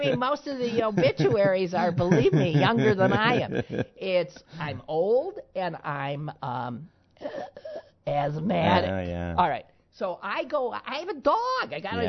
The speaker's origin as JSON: {"language": "English", "region": "Midwest", "country": "United States", "said": "I'm so proud. And I'm a hick from the Midwest."}